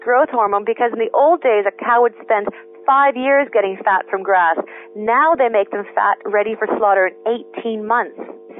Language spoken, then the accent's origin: English; Canada; moved away as an adult; now in England; I'm from Canada.